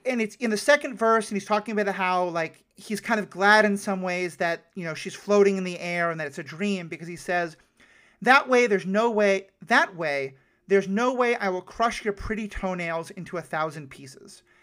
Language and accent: English; New York City, New York, United States; I grew up in New York City